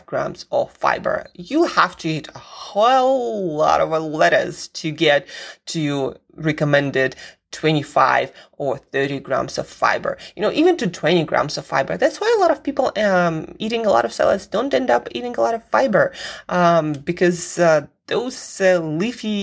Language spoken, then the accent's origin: English; Siberia, Russia; moved away; I grew up in Siberia where I did not see any of those vegetables